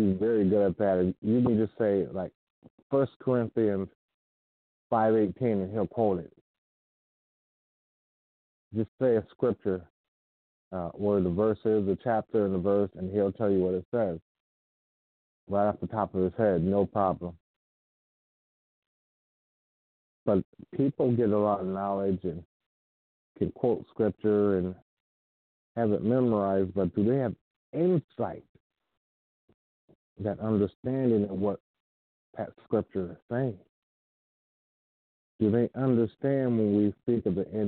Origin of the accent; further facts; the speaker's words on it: United States; as an American